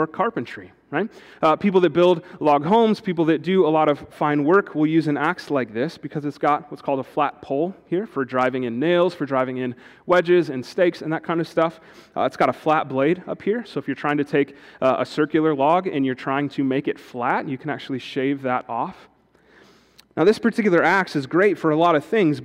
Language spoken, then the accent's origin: English; Wisconsin, United States; moved away as an adult; now in Shelbyville, United States; I was born in Wisconsin